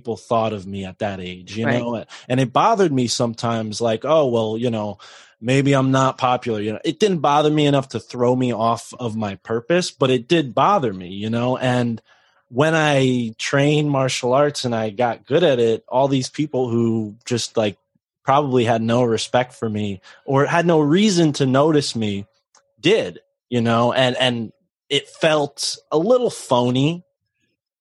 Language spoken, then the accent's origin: English; New England, United States; I grew up in New England and it's rough